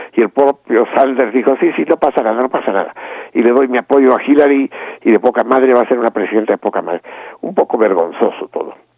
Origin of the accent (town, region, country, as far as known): Mexico